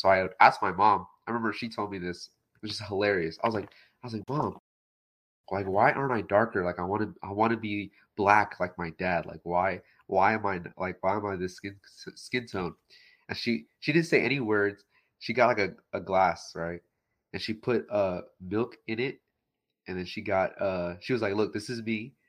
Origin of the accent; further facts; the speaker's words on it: Texas, United States; now in Houston, United States; I was born in America. Yeah, yeah. Texas.